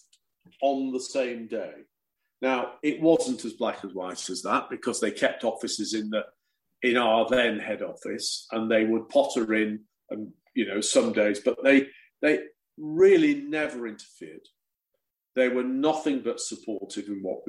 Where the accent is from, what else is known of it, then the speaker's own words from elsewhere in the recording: England, United Kingdom; being the English guy